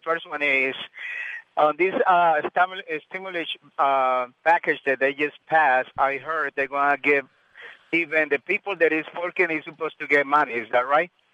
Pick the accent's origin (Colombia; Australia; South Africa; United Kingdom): Colombia; now in United States; originally, I'm from Colombia, but I've been here in the States 30 years